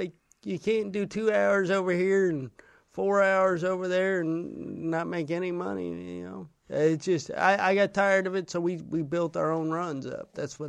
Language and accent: English; the Northwest, Pacific Northwest, United States; I'm from the Northwest.